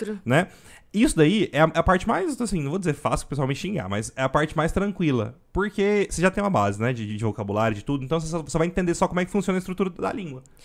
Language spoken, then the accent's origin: Portuguese; Goiânia, Goiás, Brazil; accent: goiano; eu nasci aqui e eu gosto mais do jeito que a gente conversa mesmo. Tanto que eu, eu falo, nossa, meu sotaque, eu acho meu sotaque até forte